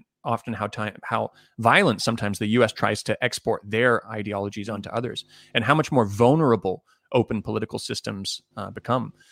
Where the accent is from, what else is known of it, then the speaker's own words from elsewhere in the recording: Canada; I grew up in Canada